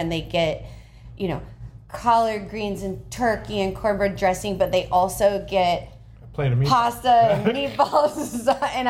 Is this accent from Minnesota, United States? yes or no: no; New Orleans, Louisiana, United States; I don't know if that's just because I'm from Louisiana or from New Orleans.